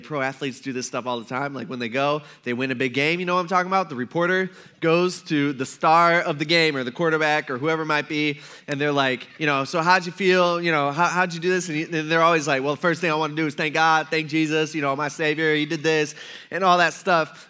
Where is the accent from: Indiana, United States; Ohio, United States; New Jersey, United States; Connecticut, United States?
Ohio, United States; Fremont; now in Tiffin, United States; I grew up in Fremont